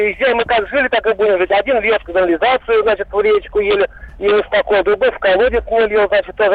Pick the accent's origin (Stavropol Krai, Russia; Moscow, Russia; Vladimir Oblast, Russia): Vladimir Oblast, Russia; Vladimir; Из города Владимира